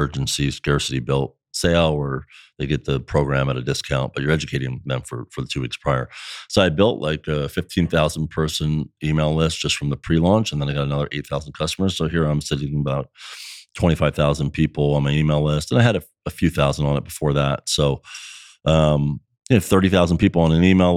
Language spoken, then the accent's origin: English; New Jersey, United States; moved away as an adult; now in Florida, United States; I born and raised in South Jersey